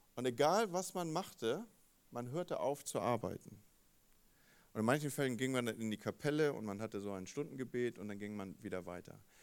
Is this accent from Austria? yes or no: no; Northern Germany, Germany; also born or lived in Wolfsburg/Gifhorn area; als Norddeutsche